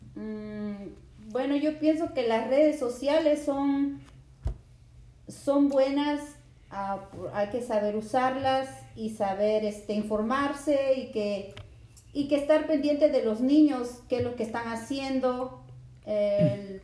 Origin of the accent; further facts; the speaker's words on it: Lima, Peru; Yo nací en Lima, Perú